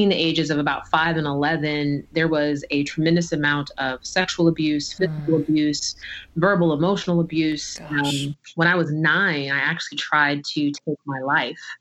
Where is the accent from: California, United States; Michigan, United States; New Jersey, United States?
New Jersey, United States; I was born in the summer of 1982 in New Jersey